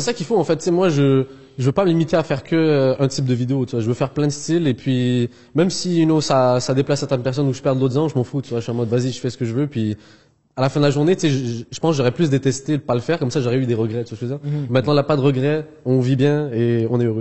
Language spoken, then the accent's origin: French; Montreal, Quebec, Canada; also born or lived in Algeria; je suis pas européen, je suis de Montréal, RPZ, là, le 514